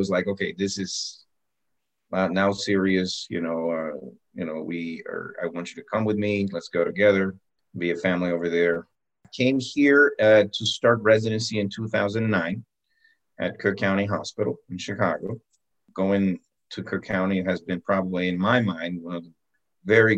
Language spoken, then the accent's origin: English; Cali, Valle del Cauca, Colombia; moved away; also born or lived in Bogota, Colombia; I was born in Bogota, actually, the capital. When I was very, very young, my parents moved to Cali. You know, I always considered myself to be what we call a caleño.